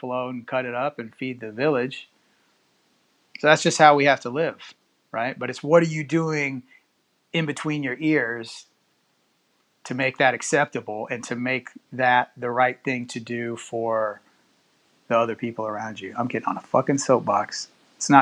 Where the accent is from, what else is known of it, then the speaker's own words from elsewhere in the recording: Houston, Texas, United States; also born or lived in Cypress, Texas; I'm in the Houston area. Born and raised in Houston. About 10 years ago, moved out to the Cypress area